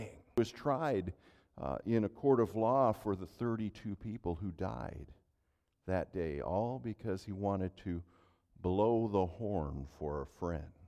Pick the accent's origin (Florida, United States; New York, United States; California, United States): California, United States; Central Valley; now in Minnesota, United States; Growing up in California